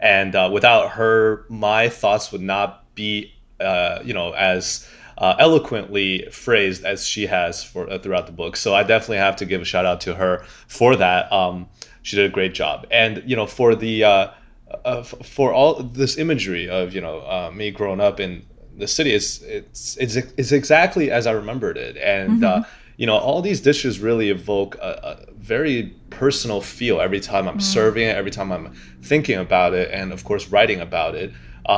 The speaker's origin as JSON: {"language": "English", "town": "Xi'an", "region": "Shaanxi", "country": "China", "tie": "born or raised there", "moved": "yes", "lives_now": "New York, United States", "said": "I'm very proud of our my hometown city because, well, you know, besides New York is my hometown now, but my old home, it's the ancient capital of China."}